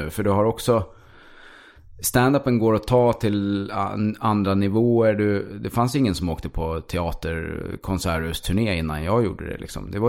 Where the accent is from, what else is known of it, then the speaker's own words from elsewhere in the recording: Stockholm, Stockholm County, Sweden; born there; Jag är född i Stockholm, sen har